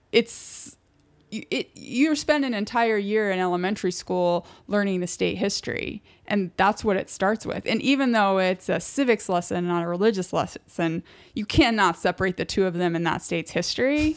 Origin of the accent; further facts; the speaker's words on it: Utah, United States; now in New York, United States; I'm from Utah